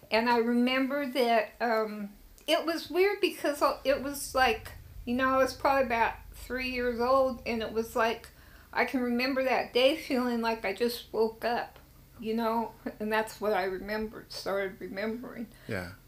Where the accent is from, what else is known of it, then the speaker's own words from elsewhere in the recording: Frankfurt, Hesse, Germany; born there; I was born on Frankfurt on Main um, Hospital on the Army base. And even though I was born in Germany, since I was born on the Army base, I was an American citizen.